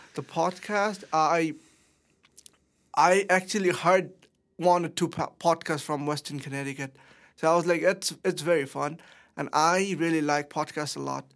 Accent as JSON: {"language": "English", "country": "Bangladesh", "tie": "born or raised there", "moved": "as an adult", "lives_now": "Danbury, United States", "said": "I am from Bangladesh"}